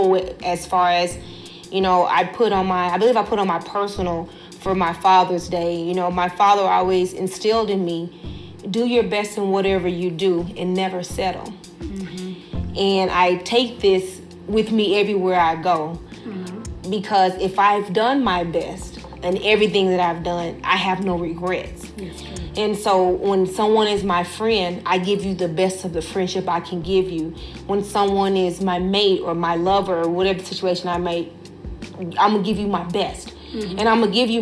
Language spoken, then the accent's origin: English; Dallas, Texas, United States; I'm from Dallas, South Dallas